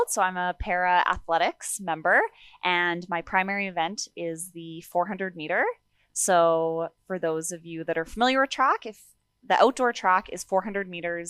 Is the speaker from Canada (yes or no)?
yes; Sherwood Park, Alberta, Canada; also born or lived in Kenora, Ontario; So I was born in Kenora, Ontario. And then my family moved out here to Sherwood Park, Alberta.